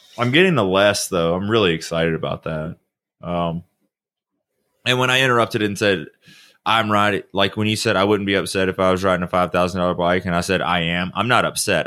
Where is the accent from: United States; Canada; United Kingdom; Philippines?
United States; the South; I'm from the South